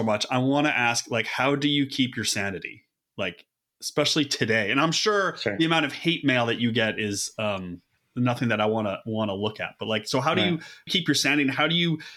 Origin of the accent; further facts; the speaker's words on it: Buffalo, New York, United States; I'm from Buffalo.